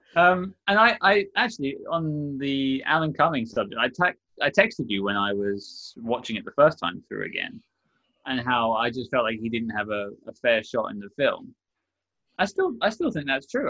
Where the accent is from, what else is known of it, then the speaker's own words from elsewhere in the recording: London, United Kingdom; accent: Londoner; I'm from London, I have a, a, somewhat Londoner accent